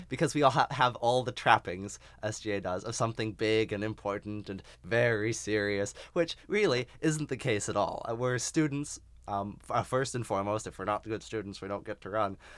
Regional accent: Phoenix, Arizona, United States; moved away; I'm from Phoenix, Arizona

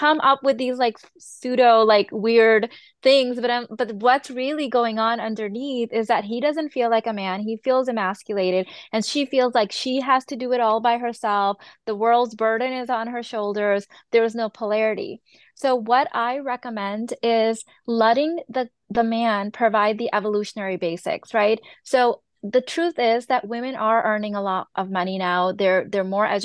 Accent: Chicago, Illinois, United States; I was born and raised in Chicago, grew up here idolizing the American culture.

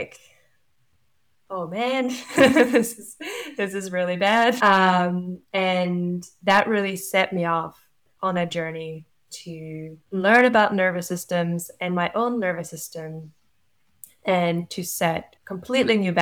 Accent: Norway; moved away as an adult; now in New Zealand; I'm from Norway. I've lived in New Zealand for 10 years

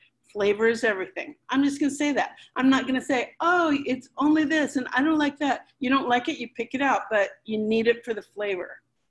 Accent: Havana, Cuba; but I was born in Havana and we grew up there until we had to leave in early 1961, Valentine's Day.

